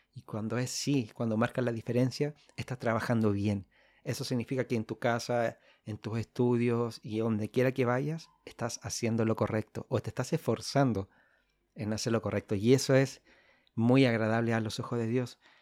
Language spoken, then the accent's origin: Spanish; Chile; soy de Chile, del hermoso país de Chile.